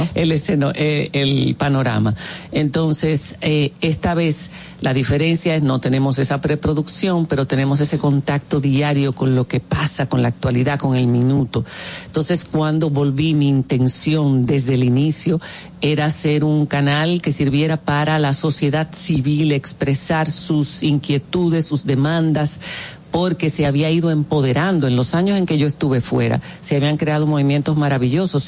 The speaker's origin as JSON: {"language": "Spanish", "country": "Dominican Republic", "also_born_or_lived": "Spain", "moved": "as an adult"}